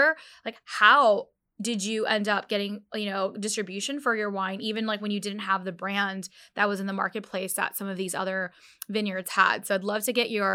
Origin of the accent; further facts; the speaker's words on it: United States; I'm a Pakistani Muslim. I didn't identify with being a Pakistani until literally it was in my late 20s, and, you know, almost after I became a mother, because I grew up, you know, that I had to almost hide being a Muslim in America